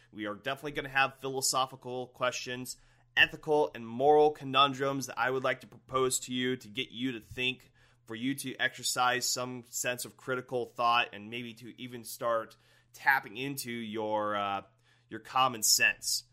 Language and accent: English; Northwest Ohio, United States; I'm from Ohio, born and raised in Northwest Ohio.